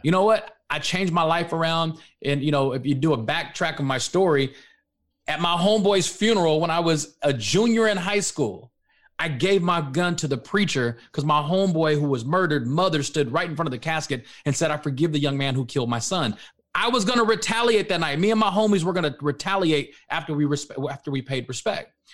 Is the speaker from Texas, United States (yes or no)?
yes; Dallas-Fort Worth area, Texas, United States; I'm from the Dallas, Fort Worth area